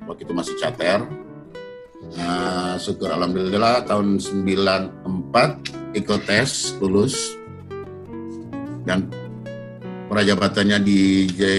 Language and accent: Indonesian; Fakfak, West Papua, Indonesia; born there; Lahir di Fakfak